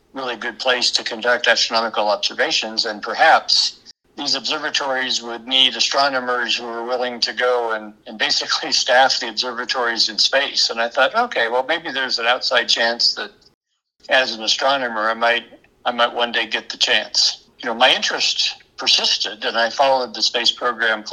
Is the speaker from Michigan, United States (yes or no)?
no; Kansas, United States; also born or lived in Maryland; I was born in Kansas. My parents moved away for a few years and then we moved back. But I was in grade school in Maryland